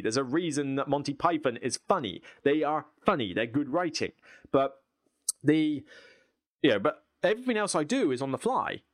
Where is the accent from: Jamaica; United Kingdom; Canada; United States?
United Kingdom; I'm British.